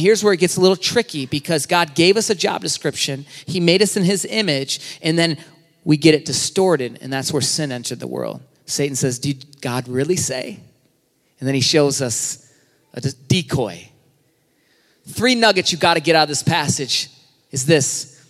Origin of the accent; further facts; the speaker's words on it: Michigan, United States; I'm from Michigan. That's my Michigan license.